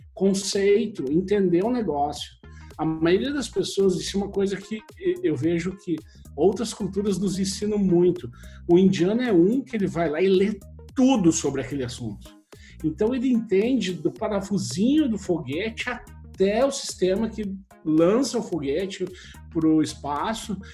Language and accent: Portuguese; Brazil; moved away as an adult; also born or lived in Porto Alegre / United States / Czech Republic; now in Estonia; Eu fui criado no Brasil